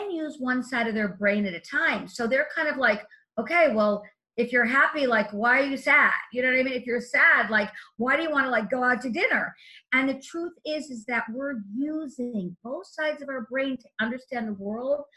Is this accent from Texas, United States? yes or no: no; Los Angeles, California, United States; I come from the Hollywood Hills where there's canyons